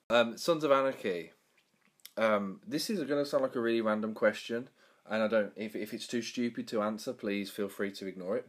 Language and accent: English; Birmingham, West Midlands, United Kingdom; the area where I'm from, Birmingham, was voted the worst accent in the UK